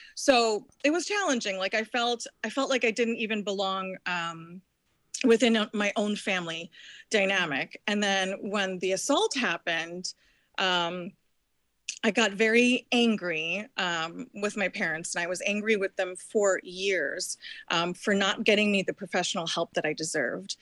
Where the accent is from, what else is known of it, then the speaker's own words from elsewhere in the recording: New Jersey, United States; moved away; I was born in Jersey